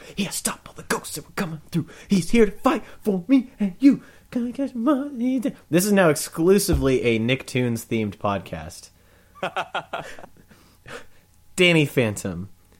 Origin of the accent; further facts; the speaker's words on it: Olathe, Kansas, United States; my hometown of Olathe, Kansas